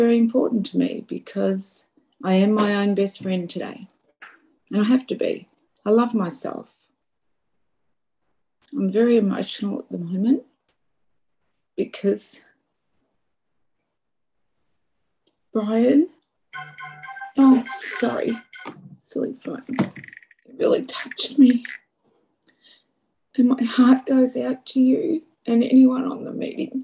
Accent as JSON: {"language": "English", "country": "Australia", "said": "I'm from Australia"}